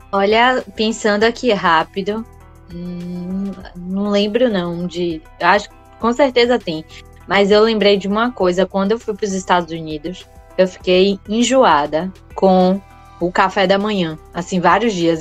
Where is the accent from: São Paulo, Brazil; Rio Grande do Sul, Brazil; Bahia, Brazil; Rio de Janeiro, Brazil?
Bahia, Brazil; eu sou baiana